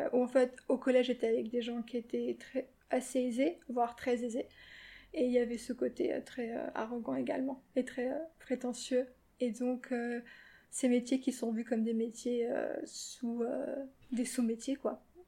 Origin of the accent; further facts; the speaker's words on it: Paris, Île-de-France, France; et moi, je suis née à Paris avec ma sœur et j'ai vécu ici donc depuis que je suis née